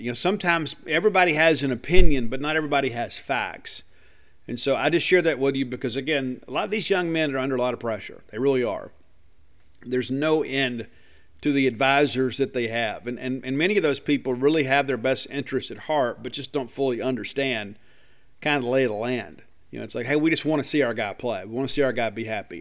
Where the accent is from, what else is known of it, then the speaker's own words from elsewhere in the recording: Columbia, Mississippi, United States; Kentrell Bullock is a guy from my hometown